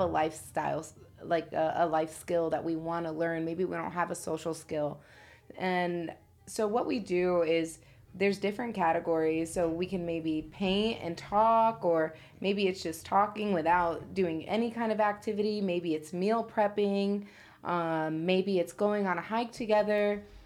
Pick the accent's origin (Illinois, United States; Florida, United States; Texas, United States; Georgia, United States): Illinois, United States; Chicago; moved away; also born or lived in Indiana; I'm from Chicago, and Um, growing up out there, I mean, I'm really from the hood out there.